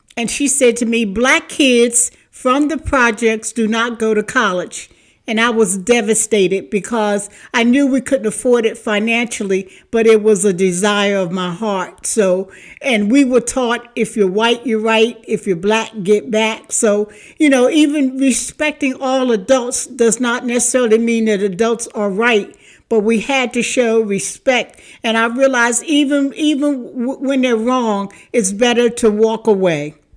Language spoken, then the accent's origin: English; Philadelphia, Pennsylvania, United States; moved away as an adult; also born or lived in Newark, Delaware; I am from Philadelphia, A, better known as Philly, but I raised my daughter in Newark, Delaware